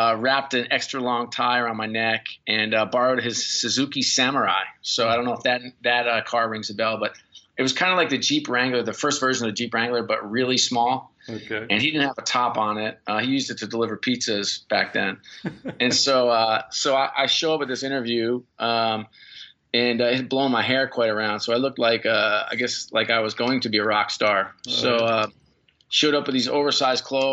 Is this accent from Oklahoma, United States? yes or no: no; New York, United States; I grew up in New York